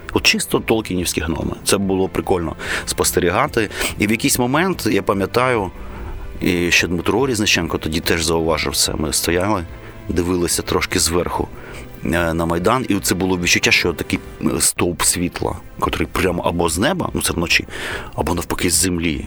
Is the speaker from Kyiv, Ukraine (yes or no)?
yes; Kyiv, Ukraine; я киянин корінний